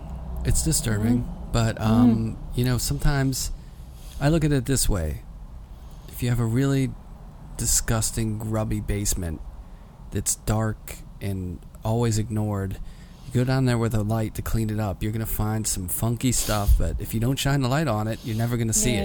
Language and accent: English; New York, United States; being a New Yorker